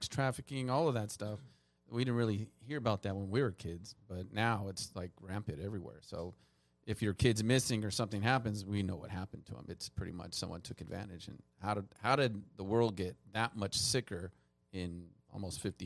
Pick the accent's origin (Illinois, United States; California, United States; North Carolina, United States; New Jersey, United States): California, United States; Los Angeles; Born and raised here in LA County, Los Angeles, or San Fernando Valley, Granada Hills. So pretty much raised here my whole life